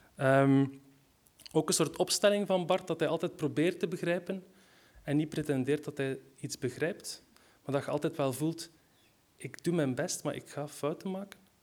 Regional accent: West Flanders, Belgium; Ik ben zelf van West-Vlaanderen

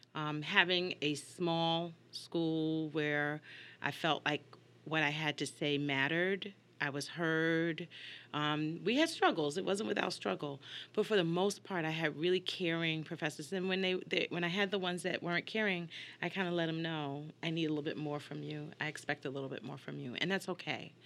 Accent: New York, United States; moved away as an adult; also born or lived in Hartford, Connecticut; now in Houston, United States; I grew up in New York and came up to the University of Hartford, stayed here for thirty years

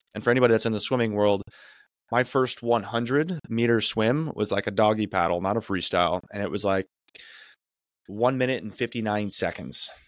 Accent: Arizona, United States; now in California, United States; I'm from Arizona

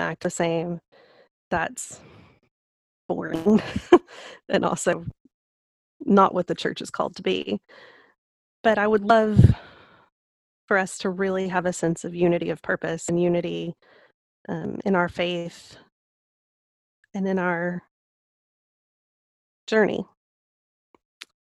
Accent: Lubbock, Texas, United States; moved away as an adult; also born or lived in Memphis; I grew up in Lubbock, Texas

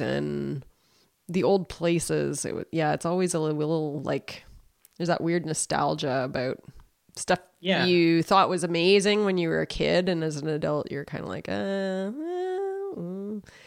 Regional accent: Saskatoon, Saskatchewan, Canada; moved away as an adult; I grew up here around Saskatoon

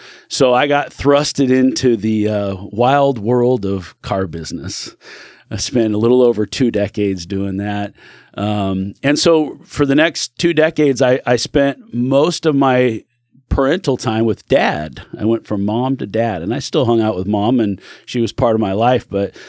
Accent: California, United States; born there; now in Oregon, United States; I was born in California. Don't kick me off your show for that.

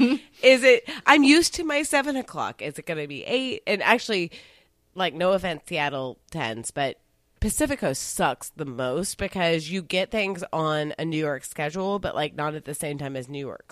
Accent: Singapore; I'm Singaporean

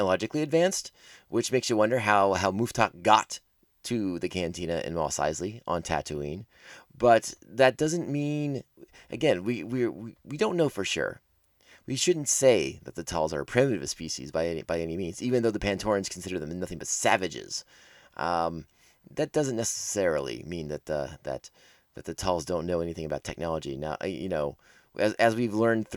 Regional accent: East Coast, United States; we grew up on the East Coast, and so we had snowstorms and blizzards

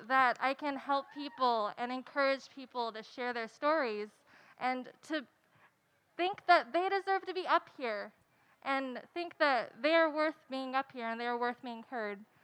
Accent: Santa Barbara, California, United States; I'm actually from Santa Barbara

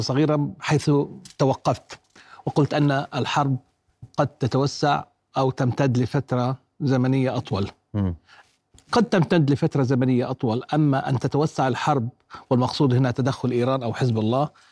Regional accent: Jordan; عندنا بالأردن

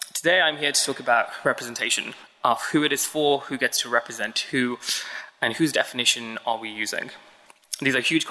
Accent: Birmingham, West Midlands, United Kingdom; moved away as an adult; now in London, United Kingdom; As a child growing up in Alum Rock, which is about 10 minutes east of the city centre in Birmingham

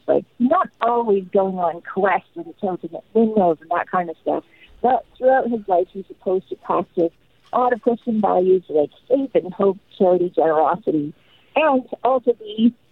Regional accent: Canada; I'm Canadian

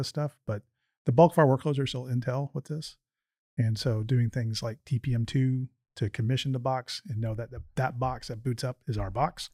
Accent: Houston, Texas, United States; I went to high school right down the road here at Springwoods

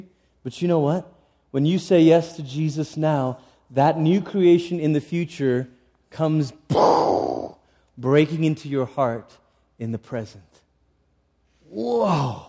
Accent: Malaysia; I grew up in Malaysia.

